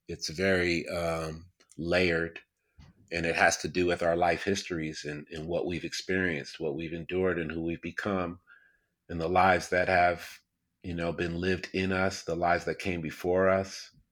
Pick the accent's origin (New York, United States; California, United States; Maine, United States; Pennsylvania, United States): New York, United States; upstate; I grew up in upstate New York, uh, about four hours outside of New York City